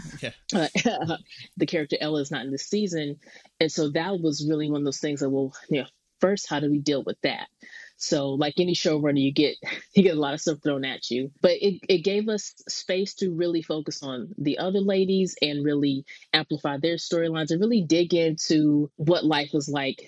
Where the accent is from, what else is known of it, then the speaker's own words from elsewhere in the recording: Stone Mountain, Georgia, United States; moved away; also born or lived in Lithonia, Georgia / Boston; I'm born and raised in Stone Mountain / Lithonia, Georgia, kind of split growing up between those two towns right outside of Atlanta